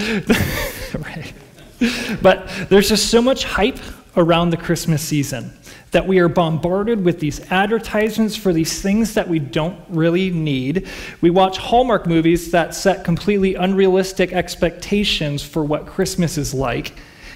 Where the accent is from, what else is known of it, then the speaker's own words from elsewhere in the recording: Chicago, Illinois, United States; moved away; I grew up in Chicago